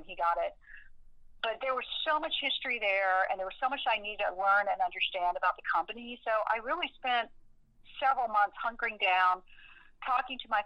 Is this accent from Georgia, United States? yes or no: yes; Middle Georgia, United States; I'm from Middle Georgia